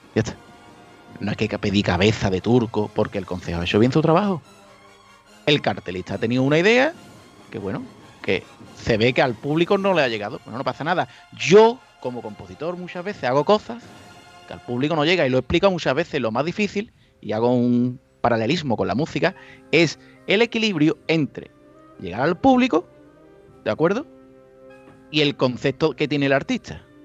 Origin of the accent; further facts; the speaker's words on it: Chiclana de la Frontera, Andalusia, Spain; moved away; yo soy de Cádiz. Ah, de Cádiz, Cádiz, no, de Chiclana.